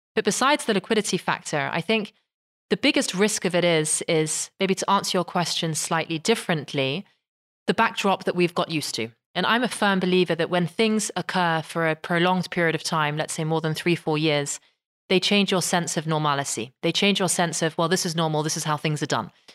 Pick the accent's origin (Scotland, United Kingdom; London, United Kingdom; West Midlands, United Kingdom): London, United Kingdom; moved away as an adult; now in Netherlands; I was very much um, sort of born and raised in London